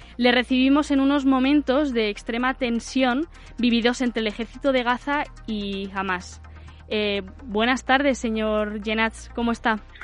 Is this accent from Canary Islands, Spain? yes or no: no; Madrid, Community of Madrid, Spain; yo que soy de Madrid